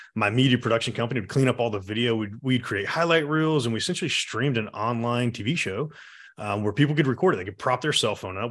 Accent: Atlanta, Georgia, United States; I was born and raised here in Atlanta

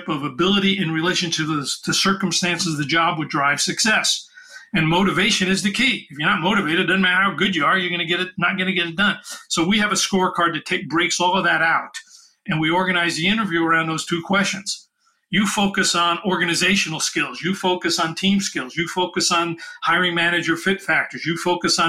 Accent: New York City, New York, United States; I'm from New York City

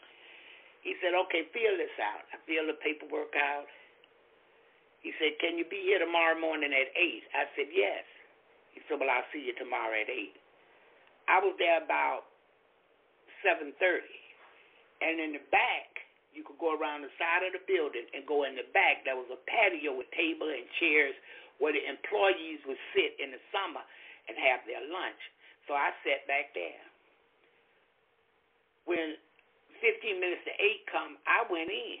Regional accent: Florida, United States; I'm from Florida

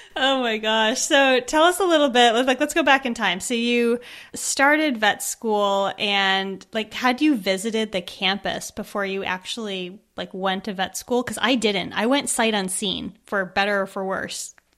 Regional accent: United States; moved away as an adult; also born or lived in Edinburgh, Scotland; I live here, but I'm from America

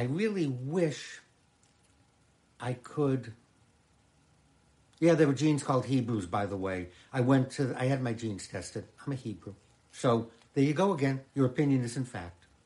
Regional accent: Boston, Massachusetts, United States; moved away; I grew up in Boston

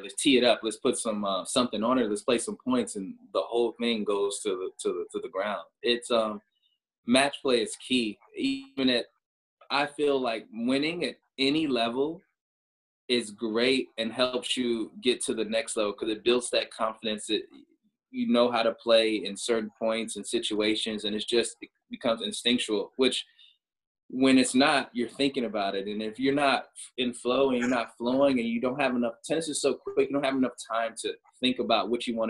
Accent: Chicago, Illinois, United States; I grew up in the Midwest, so like Chicago, like Illinois

